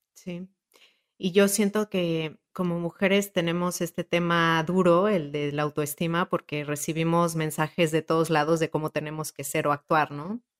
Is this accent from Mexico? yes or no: yes; Mexico; moved away; also born or lived in Italy; yo soy mexicana y ya también soy europea, soy italiana